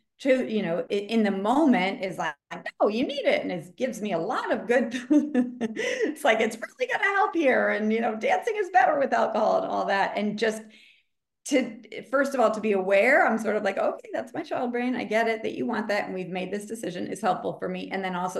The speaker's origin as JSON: {"language": "English", "area": "outside of Boston", "region": "Massachusetts", "country": "United States", "tie": "born or raised there", "said": "I grew up outside of Boston, so it was like Puritan culture."}